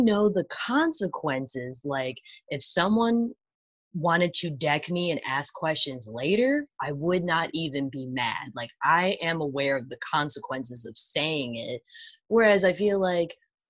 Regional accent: New York, United States; me being a New Yorker

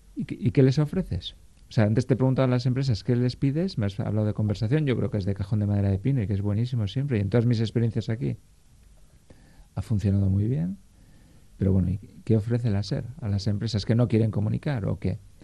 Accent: Basque Country, Spain; somos vascos

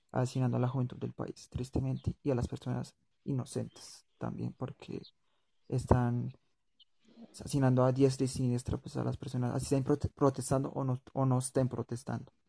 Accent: Colombia; yo que soy de Colombia

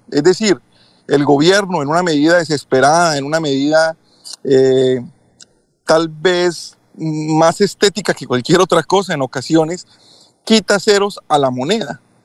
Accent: Colombia; moved away as an adult; now in Kissimmee, United States; como extranjero, como foráneo en los Estados Unidos y teniendo vínculos aún en mi país, familia, eh, la familia mía, la familia de mi esposa, enviamos dinero a Colombia

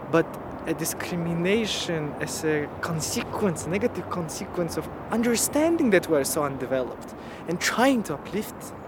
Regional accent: Kyrgyzstan; first language Russian and Kyrgyz; English is a second language; I speak Russian. I, I, I, I, it's my first language, just like Kyrgyz is my first language

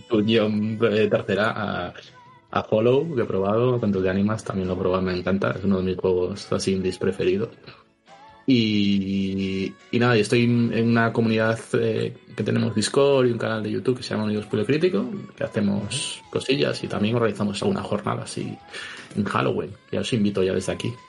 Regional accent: León, Castile and León, Spain; moved away as an adult; now in Valencia, Spain; Yo soy de León, pero, digo pero soy valenciano desde hace 10 años

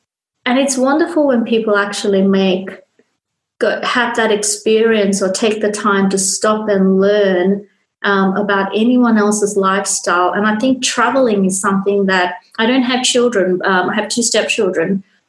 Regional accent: Sri Lanka; When I was growing up, especially when I was growing up in Sri Lanka as a young girl, my dad was a very, very open-minded person

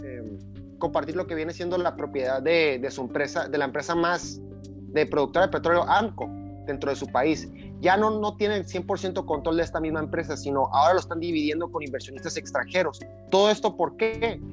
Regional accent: Mexico; para nosotros como país, como mexicanos

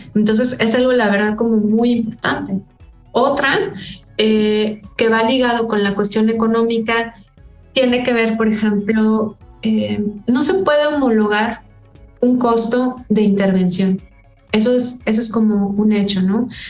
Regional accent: Monterrey, Nuevo León, Mexico; Acá en mi pueblo, o sea, Monterrey

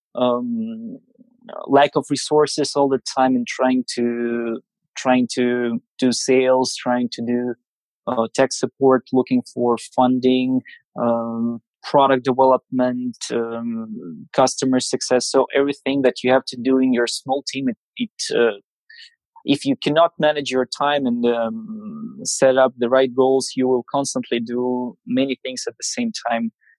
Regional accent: Siberia, Russia; I'm coming from Siberia, from the middle of nowhere

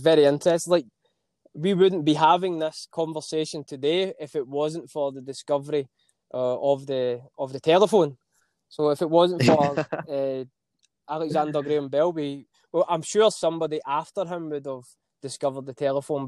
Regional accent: Scotland, United Kingdom; accent: Scottish; my Scottish accent

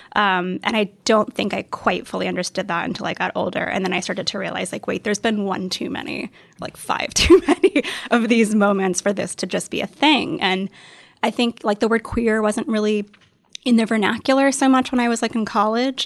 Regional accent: the South, United States; I grew up in the South, and it's just not a super friendly place to be queer.

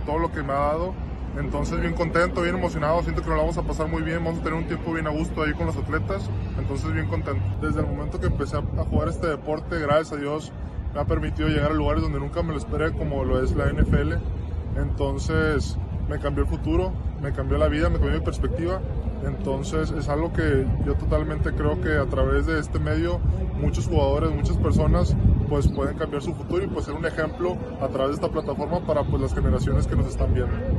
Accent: Mexico; moved away; estoy bien emocionado de poder estar ahí en mi país una vez más

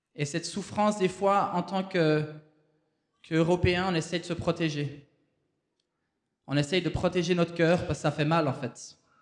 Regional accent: Switzerland; moved away as an adult; also born or lived in Haiti; on vient de la Suisse

